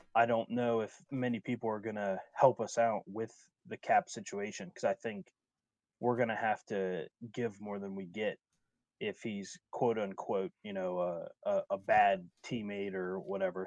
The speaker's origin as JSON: {"language": "English", "town": "Wheeling", "region": "West Virginia", "country": "United States", "tie": "born or raised there", "said": "my hometown is Wheeling, West Virginia, which is in the Upper Panhandle."}